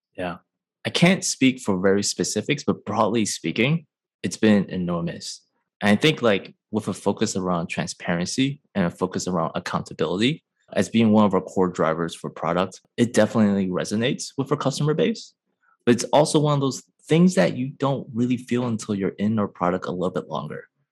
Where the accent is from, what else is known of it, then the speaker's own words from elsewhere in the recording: Chicago, Illinois, United States; moved away as an adult; also born or lived in Michigan; now in San Francisco, United States; I am born and raised in Chicago, now residing in San Francisco